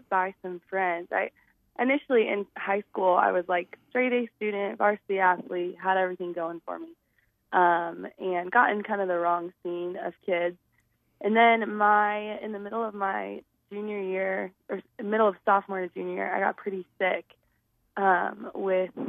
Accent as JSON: {"language": "English", "town": "Scottsdale", "region": "Arizona", "country": "United States", "tie": "born or raised there", "lives_now": "Flagstaff, United States", "said": "I grew up in Scottsdale, Arizona."}